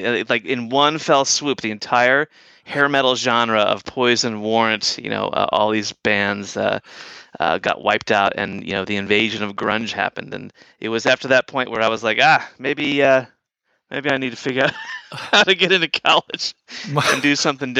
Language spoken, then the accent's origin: English; San Francisco, California, United States; He goes, "Where are you from?" I said, "I'm from San Francisco."